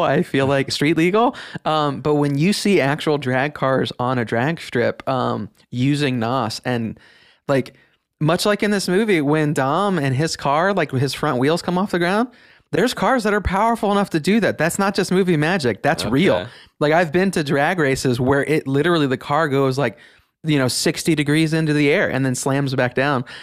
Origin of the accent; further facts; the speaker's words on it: Northeast Ohio, United States; growing up in Northeast Ohio